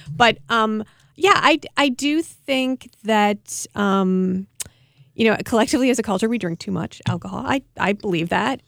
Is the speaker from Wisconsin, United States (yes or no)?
yes; Milwaukee, Wisconsin, United States; I come from Milwaukee